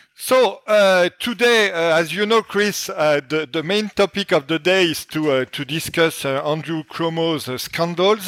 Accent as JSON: {"language": "English", "country": "France", "accent": "French", "said": "my French accent"}